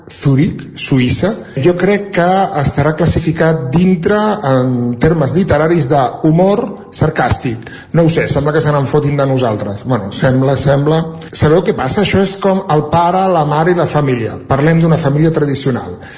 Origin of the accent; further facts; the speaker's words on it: Centelles, Catalonia, Spain; Bon dia i bon dilluns. … de Centelles.